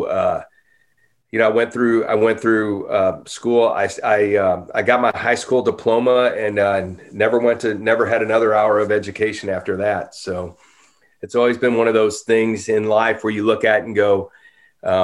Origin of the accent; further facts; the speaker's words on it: Normandy, Missouri, United States; moved away as an adult; also born or lived in St. Louis, Missouri; now in Franklin, United States; I grew up in Normandy, Missouri, a suburb of St. Louis, close to North St. Louis